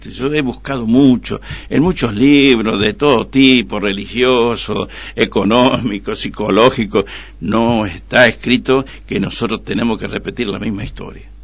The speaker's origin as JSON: {"language": "Spanish", "town": "Pirané", "region": "Formosa", "country": "Argentina", "said": "soy de Pirané. Y mi mamá, ama de casa, y mi papá, sastre."}